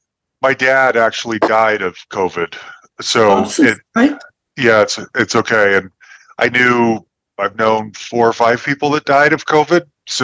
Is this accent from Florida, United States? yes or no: no; Salt Lake City, Utah, United States; now in Denver, United States; I am in Denver, Colorado. I grew up in Salt Lake City, Utah, and that's where my parents still lived in Utah.